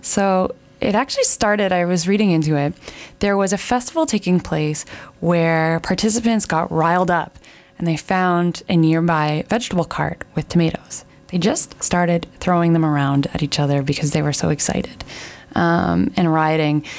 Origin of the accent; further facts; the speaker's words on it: Canada; as a Canadian